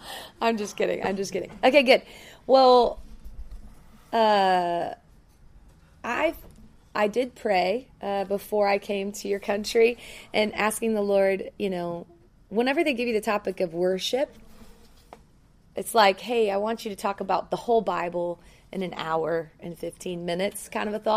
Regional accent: Memphis, Tennessee, United States; now in Denver, United States; I'm from Denver, Colorado. I'm not from there. I was born in Memphis, Tennessee

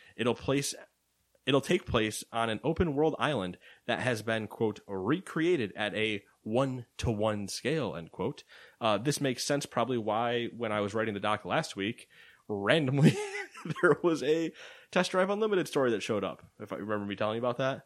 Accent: United States; because we're American

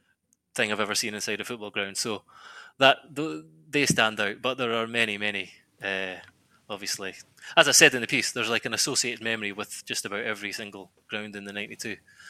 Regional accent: Scotland, United Kingdom; I said in the piece, growing up in Scotland, I'd never heard of half of these places.

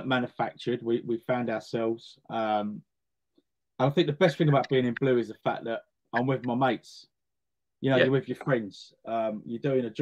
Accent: Edgware, London, United Kingdom; I was born in Edgware

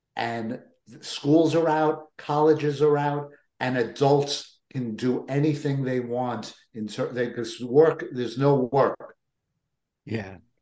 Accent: New York, United States; someone who was born and raised in New York

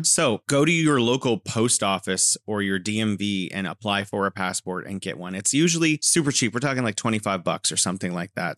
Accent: California, United States; now in Wuhan, China; I'm originally from California, and now I am living in beautiful Wuhan, China

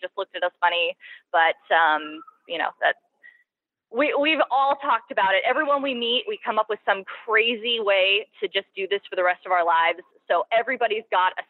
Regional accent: Oregon, United States; moved away as an adult; now in El Salvador; growing up in Oregon and spending some time in Oregon

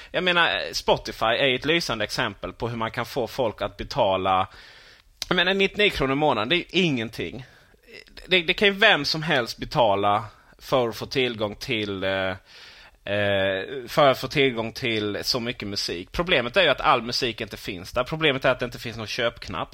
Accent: Sweden; vi svenskar

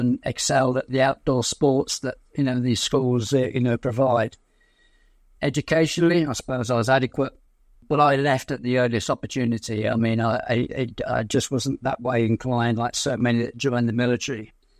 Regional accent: Blackheath, London, United Kingdom; also born or lived in Aden, Yemen; In fact, I was born in Aden. We eventually settled down in Blackheath in London.

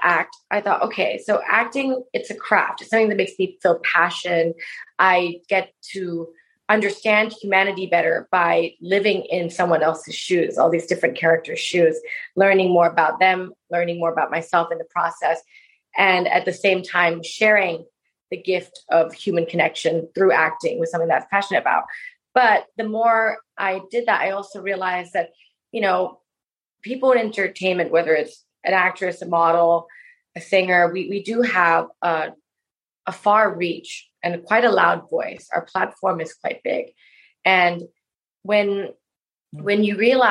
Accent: Bangkok, Thailand; I loved growing up in Bangkok

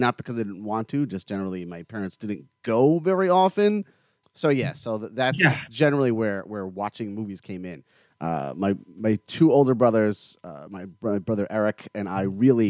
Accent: South Florida, United States; also born or lived in New York; I was born in New York, but I've been here after the second grade. I've been in South Florida

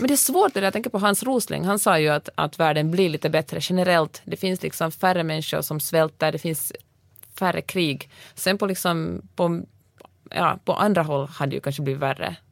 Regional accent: Finland; also born or lived in Sweden; now in United States; jag kommer från Finland

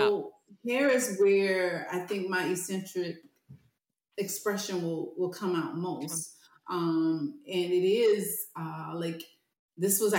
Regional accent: the South, United States; I was growing up in the South

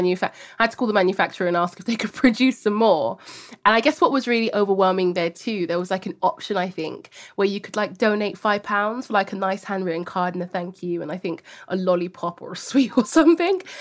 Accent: London, United Kingdom; growing up in Hackney, very diverse cultural hub of different ethnicities, languages, people from all across the world

